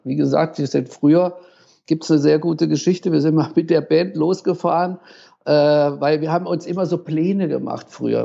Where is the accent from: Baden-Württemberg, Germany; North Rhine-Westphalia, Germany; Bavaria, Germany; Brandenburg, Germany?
Baden-Württemberg, Germany; Tübingen; ich habe jahrelang im Jugendhaus in Tübingen, in meiner Heimatstadt, äh, die äh, äh, Konzerte veranstaltet